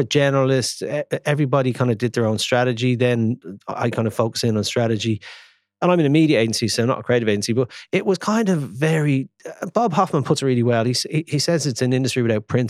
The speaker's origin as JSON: {"language": "English", "country": "Ireland", "said": "Being an Irishman"}